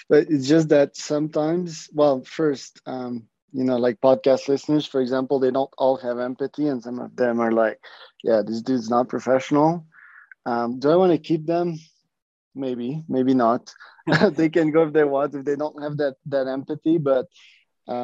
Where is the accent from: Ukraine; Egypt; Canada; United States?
Canada; Montreal, Quebec; I'm from Montreal